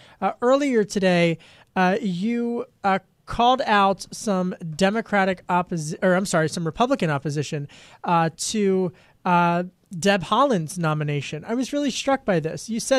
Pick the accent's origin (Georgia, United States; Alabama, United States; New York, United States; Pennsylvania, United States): Pennsylvania, United States; Delaware County; President Biden was in my hometown today of Delaware County, Pennsylvania, touting the impacts of the stimulus bill.